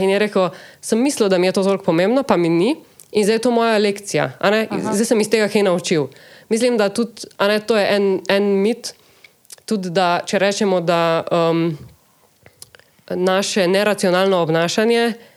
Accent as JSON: {"language": "Slovenian", "country": "Slovenia"}